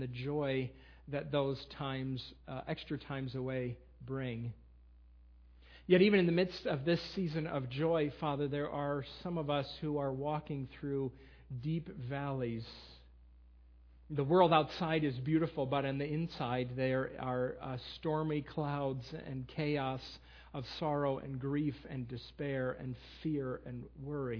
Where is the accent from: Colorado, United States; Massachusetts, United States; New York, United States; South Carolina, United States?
New York, United States; Western; also born or lived in Lancaster County, Pennsylvania; now in Millersville, United States; I will be in Western New York in my hometown with my sisters